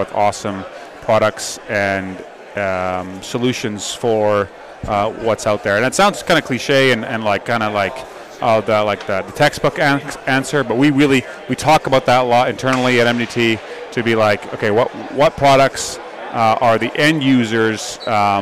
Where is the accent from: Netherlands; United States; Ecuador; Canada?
Netherlands; moved away; I was born in Holland